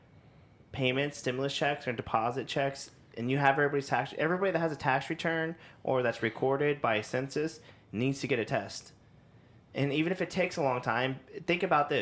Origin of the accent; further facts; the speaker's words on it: Kansas City, United States; we're from the Kansas City area